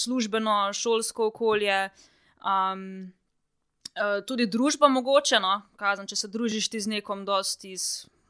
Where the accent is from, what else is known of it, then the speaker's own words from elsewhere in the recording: Črnomelj, Southeast Slovenia, Slovenia; sem iz Črnomla